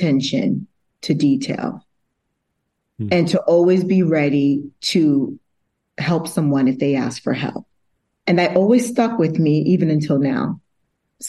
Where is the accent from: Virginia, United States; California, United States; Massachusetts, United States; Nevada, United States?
Massachusetts, United States; also born or lived in Brooklyn, New York; I was originally born in Brooklyn, New York, but I grew up in Massachusetts, so I claim it as my home